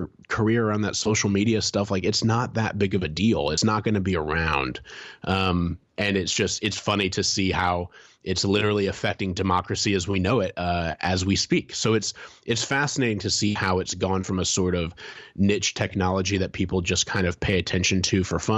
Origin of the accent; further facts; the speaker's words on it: Fort Wayne, Indiana, United States; downtown Fort Wayne, the town I grew up in Indiana